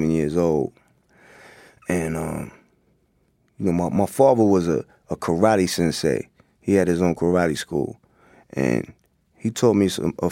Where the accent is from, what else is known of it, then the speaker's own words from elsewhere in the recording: Hempstead, New York, United States; also born or lived in Queens, New York; growing up in Long Island, in Hempstead